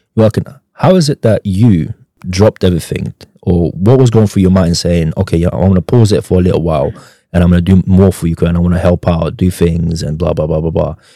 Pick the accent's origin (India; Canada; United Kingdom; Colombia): United Kingdom; London; also born or lived in Ukraine; I was born in Ukraine in 91. I immigrated here in 98 with my family. My, my parents took me away here. Grew up all my life in London, North London. You can tell by my accent.